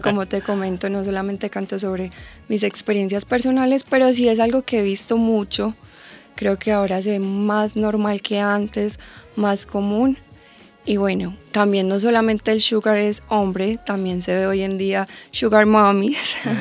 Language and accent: Spanish; Medellín, Antioquia, Colombia; yo soy de Medellín